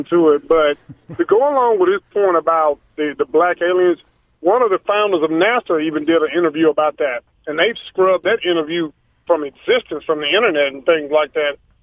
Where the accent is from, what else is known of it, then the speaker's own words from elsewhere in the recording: United States; I was born here in America out of generations, that's my home